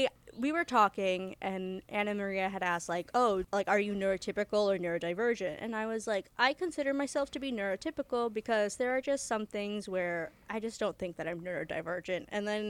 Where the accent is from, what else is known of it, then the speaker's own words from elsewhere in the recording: India; now in United States; I'm an Indian